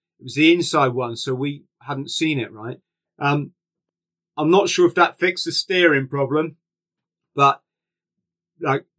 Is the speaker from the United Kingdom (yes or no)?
yes; England, United Kingdom; We're English.